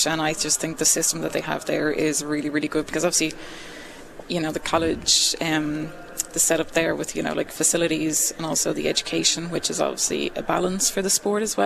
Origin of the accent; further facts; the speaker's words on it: Ireland; I'm Irish